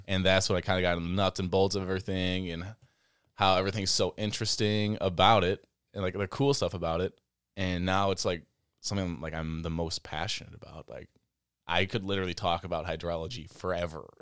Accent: Baraboo, Wisconsin, United States; I was born and raised in Baraboo

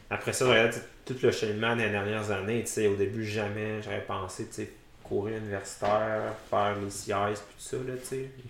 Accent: Quebec City, Quebec, Canada; also born or lived in Sherbrooke; now in Gatineau, Canada; je viens de Québec, j'ai fait mon bac à Sherbrooke.

